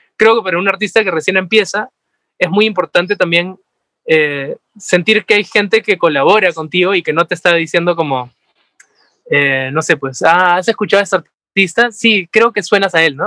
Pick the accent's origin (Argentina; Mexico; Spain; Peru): Peru; somos peruanos